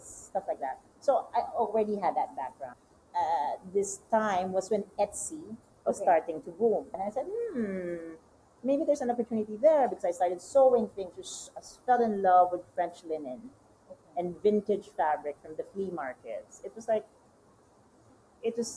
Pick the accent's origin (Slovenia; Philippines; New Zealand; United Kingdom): Philippines; Manila, Metro Manila; English is a second language; moved away as an adult; also born or lived in France; I'm from Manila, I'm from the city